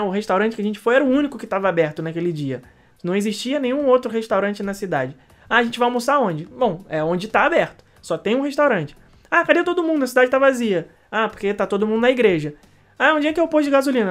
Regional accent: Rio de Janeiro, Brazil; now in Orlando, United States; eu sou nascido, criado, Rebeca também, no Rio de Janeiro

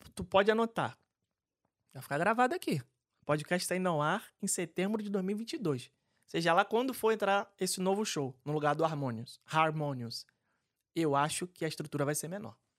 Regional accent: Rio de Janeiro, Brazil; adoro casa de festa no subúrbio do Rio de Janeiro. É, inclusive, frequentei várias porque é onde eu fui criado

